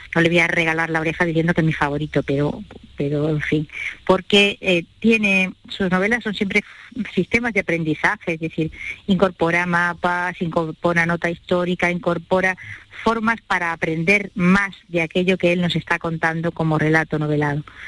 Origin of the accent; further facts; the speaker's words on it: Spain; somos los españoles